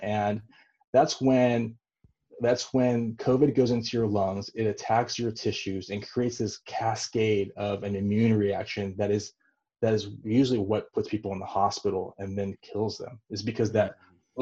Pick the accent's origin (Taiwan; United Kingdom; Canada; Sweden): Taiwan; moved away; where I was born in Taiwan